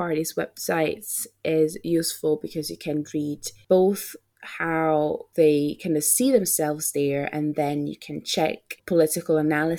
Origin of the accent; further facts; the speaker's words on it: Italy; now in Scotland, United Kingdom; As you know, I'm Italian